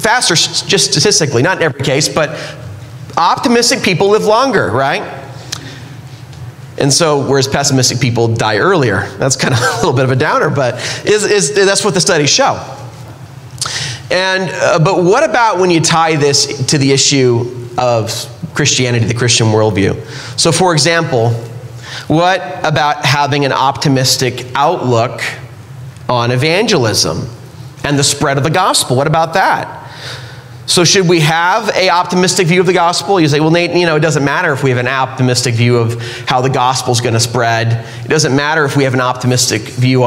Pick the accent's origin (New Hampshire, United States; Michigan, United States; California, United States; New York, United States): California, United States; now in Utah, United States; I grew up in California